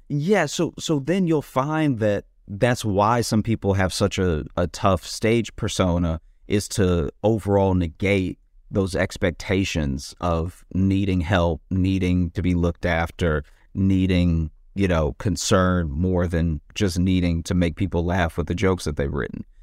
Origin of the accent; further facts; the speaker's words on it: the South, United States; growing up in the South as a, as a black person, especially a black person that gets into comedy